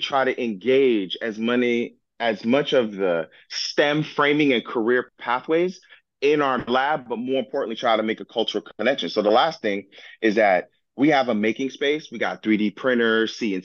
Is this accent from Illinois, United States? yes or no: no; Miami-Dade County, Florida, United States; I was born and raised in Miami-Dade County